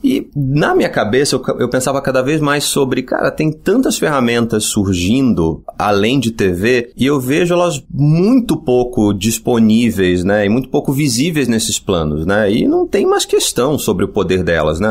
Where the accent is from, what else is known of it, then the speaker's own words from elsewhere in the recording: Rio de Janeiro, Brazil; Eu sou do Rio e fiz publicidade na ECO